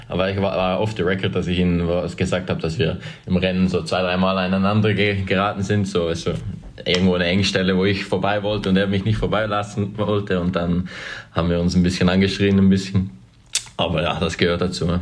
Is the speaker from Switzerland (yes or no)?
yes; near Winterthur, Zurich, Switzerland; moved away as an adult; now in Belgium; Geboren in Winterthur, aufgewachsen ein bisschen außerhalb, kleines Dorf, ungefähr 15 Kilometer außerhalb Winterthur